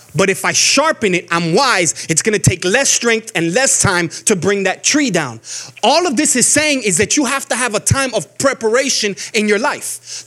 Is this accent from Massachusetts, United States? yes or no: no; Miami, Florida, United States; moved away as an adult; now in Georgia, United States; I'm from Miami, Florida. We don't get snow. We've never gotten snow a day in our life